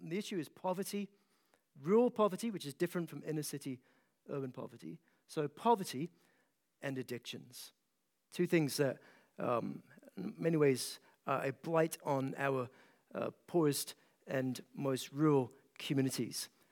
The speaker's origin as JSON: {"language": "English", "region": "east coast of Scotland", "country": "United Kingdom", "tie": "born or raised there", "moved": "as an adult", "lives_now": "Kentucky, United States", "said": "I grew up in a small town in Scotland, off the east coast of Scotland, and, uh, now pastor in a small town in Kentucky"}